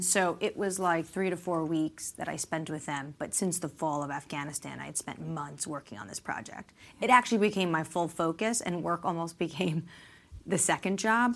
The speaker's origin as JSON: {"language": "English", "region": "New York", "country": "United States", "moved": "yes", "lives_now": "Washington, D.C., United States", "said": "I'm not even originally from Washington, I'm from New York"}